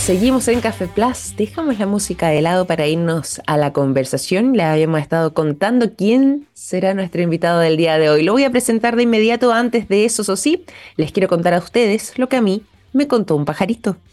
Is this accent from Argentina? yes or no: no; Chile; nosotros como chilenos